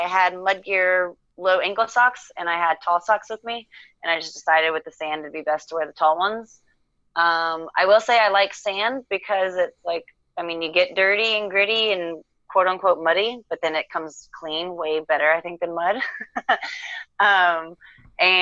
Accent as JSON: {"language": "English", "country": "United States", "said": "I'm American"}